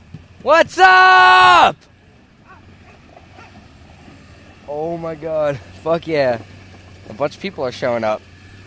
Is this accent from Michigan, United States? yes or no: yes; Crystal Falls, Michigan, United States; moved away; I'm from Crystal Falls, Michigan.